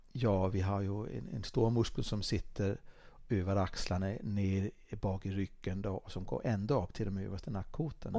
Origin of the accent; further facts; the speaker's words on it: Dalarna County, Sweden; var jag ute och åkte skidor hemma i Dalarna